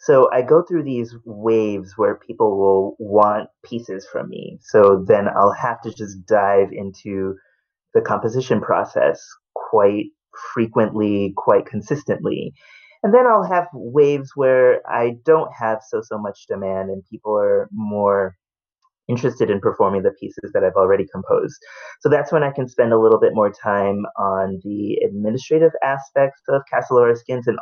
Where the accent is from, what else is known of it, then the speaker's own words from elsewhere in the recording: Providence, Rhode Island, United States; moved away as an adult; also born or lived in Virginia / Boston / Boulder, Colorado; I was born in Virginia, raised in Providence, Rhode Island. So I consider myself a New Englander